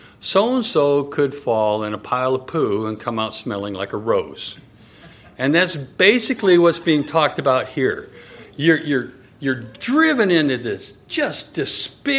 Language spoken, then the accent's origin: English; Michigan, United States; When Nanette and I were growing up in Michigan, at my house, we had these enormous oak trees